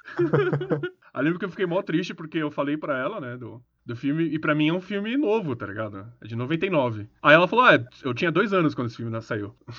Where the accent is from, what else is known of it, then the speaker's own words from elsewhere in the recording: Brazil; a gente é brasileiro